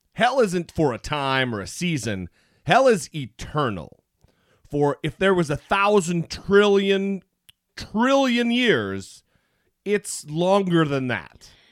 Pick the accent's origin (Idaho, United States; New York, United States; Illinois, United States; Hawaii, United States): Idaho, United States; I grew up in Idaho where there's lots and lots of Mormons